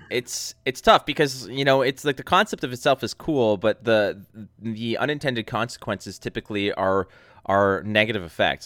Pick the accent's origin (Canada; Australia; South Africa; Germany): Canada; Montreal, Quebec; from Montreal, like, from my hometown